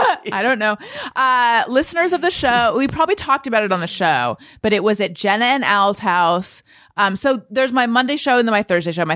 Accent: California, United States; Orange County, California.

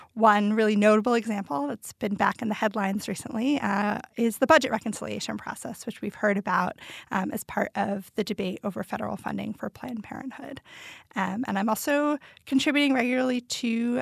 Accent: Bethlehem, Pennsylvania, United States; I grew up in Bethlehem, Pennsylvania, which is an old steel town uh, about an hour north of Philadelphia

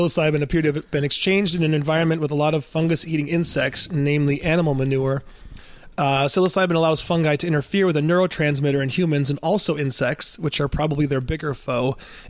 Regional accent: Ann Arbor, Michigan, United States; because I'm from Ann Arbor in Michigan

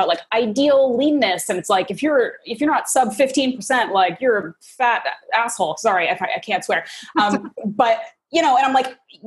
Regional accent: Canada; I grew up in Canada to American parents

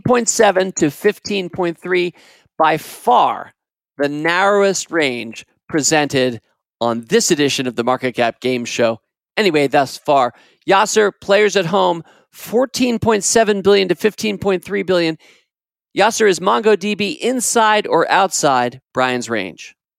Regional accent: United States; As an American, and I grew up in this country, I've spent my entire life in this country, basically fifty-six years or so

